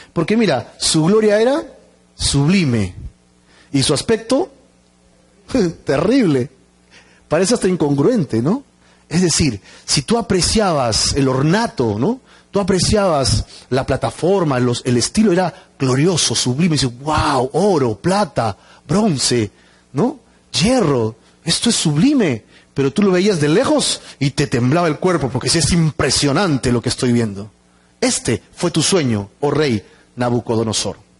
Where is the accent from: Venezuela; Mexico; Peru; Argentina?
Peru; como los peruanos